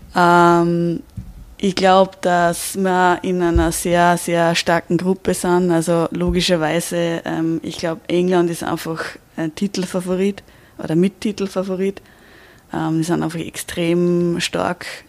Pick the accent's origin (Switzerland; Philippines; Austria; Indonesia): Austria; bei uns in Österreich